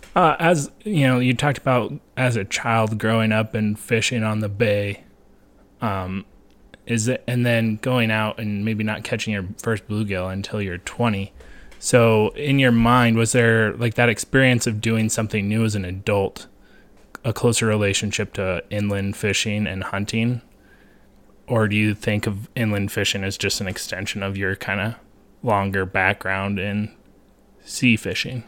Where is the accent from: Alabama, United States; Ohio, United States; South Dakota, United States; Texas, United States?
South Dakota, United States; Black Hills of; also born or lived in Twin Cities, Minnesota; I grew up in the Black Hills of South Dakota, spent m, most of my life here, did have a stint in the Twin Cities area